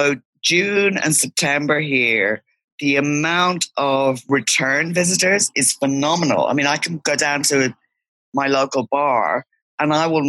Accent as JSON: {"language": "English", "country": "Ireland", "tie": "born or raised there", "also_born_or_lived": "Sydney, Australia", "moved": "as an adult", "lives_now": "Antiparos, Greece", "said": "I grew up in Ireland. When I was 28, I moved to Australia, lived in Sydney for 23 years."}